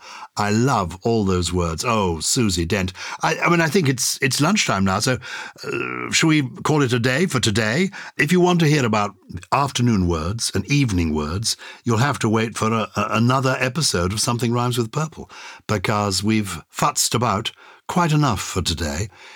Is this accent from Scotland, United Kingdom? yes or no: yes; Edinburgh, Scotland, United Kingdom; I grew up in Edinburgh, but my grandmother, born in 1906, was from Harrogate.